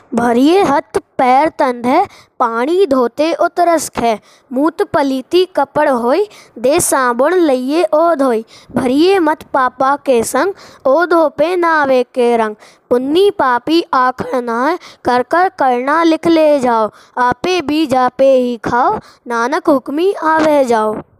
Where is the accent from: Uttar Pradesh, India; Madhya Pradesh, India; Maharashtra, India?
Madhya Pradesh, India; Tikamgarh; मैं टीकमगढ़ मध्य प्रदेश से हूँ